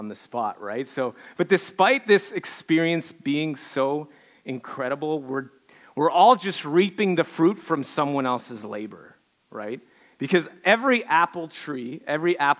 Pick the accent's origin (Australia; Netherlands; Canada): Canada; Quebec; moved away; growing up in Quebec, I grew up in Quebec. I'm your token Canadian hoser, French Canadian hoser